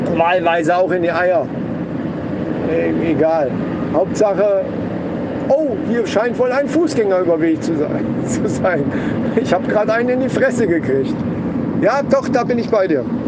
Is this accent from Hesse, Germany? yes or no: yes; Kassel, Hesse, Germany; bei uns in Kassel